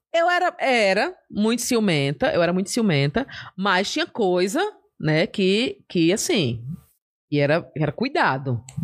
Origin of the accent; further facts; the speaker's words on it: Maceió, Alagoas, Brazil; now in São Paulo, Brazil; sou de Maceió